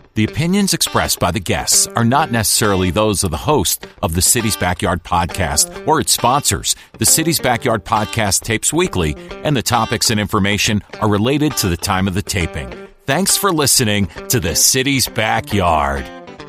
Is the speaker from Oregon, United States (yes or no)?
no; Valhalla, New York, United States; when I was young, uh, I grew up in Valhalla, New York